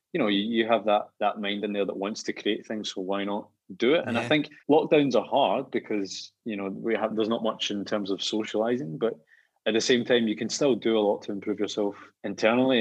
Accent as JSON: {"language": "English", "town": "Rutherglen", "region": "Scotland", "country": "United Kingdom", "tie": "born or raised there", "also_born_or_lived": "London", "moved": "as an adult", "said": "I loved growing up in Rutherglen"}